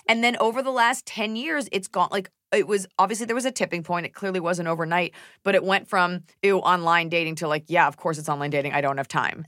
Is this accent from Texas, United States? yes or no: yes; Texas, United States; I am a Texan